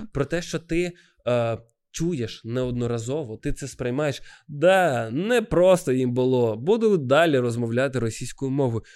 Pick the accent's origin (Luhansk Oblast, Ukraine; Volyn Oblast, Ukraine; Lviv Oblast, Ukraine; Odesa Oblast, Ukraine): Odesa Oblast, Ukraine; Odesa; moved away as an adult; now in Kyiv, Ukraine; я одесит